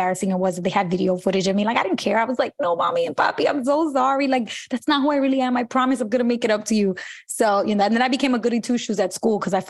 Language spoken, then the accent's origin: English; New York City, New York, United States; I grew up in Brooklyn in Bushwick